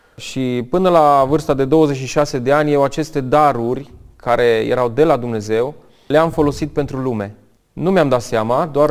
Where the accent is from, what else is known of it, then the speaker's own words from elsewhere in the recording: Romania; also born or lived in United States; m-a făcut să mă întorc înapoi în România pentru că mi-era și foarte dor de casă. Mi-am dat seama că sunt legat de România